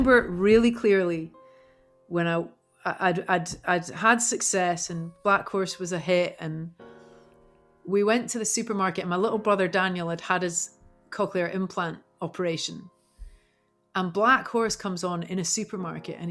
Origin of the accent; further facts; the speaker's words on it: St Andrews, Scotland, United Kingdom; moved away as an adult; also born or lived in London; now in Topanga Canyon, United States; I grew up in St. Andrews